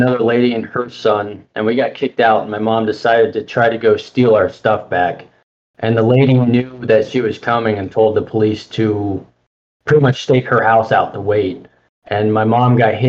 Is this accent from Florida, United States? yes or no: yes; Tallahassee, Florida, United States; also born or lived in Tampa, Florida; I was originally born in Tampa, Florida. My mom had gone to prison, and I was adopted by my grandparents, who brought me up to Tallahassee. Currently, I'm living in Tallahassee